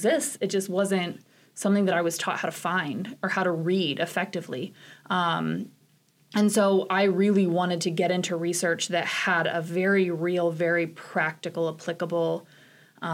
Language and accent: English; Wilmington, Ohio, United States; now in Nebraska, United States; I grew up in Wilmington, Ohio, which is a relatively small town for Ohio